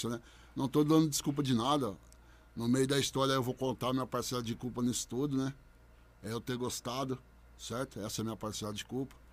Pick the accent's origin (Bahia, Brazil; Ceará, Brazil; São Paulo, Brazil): São Paulo, Brazil; Bebedouro; Sou nascido e criado em Bebedouro, na Vila Paulista, né? Sou nascido e criado lá. Hoje eu não moro lá, mas sou nascido e criado lá.